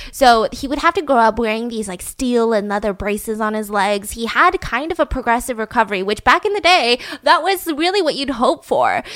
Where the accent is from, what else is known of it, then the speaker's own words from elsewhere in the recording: United States; I am an American citizen, born and raised.